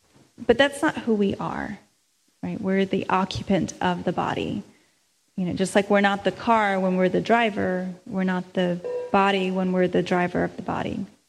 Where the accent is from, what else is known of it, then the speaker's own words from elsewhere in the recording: India; I'm Indian, that person's Filipino, that person's black, there's Mexican.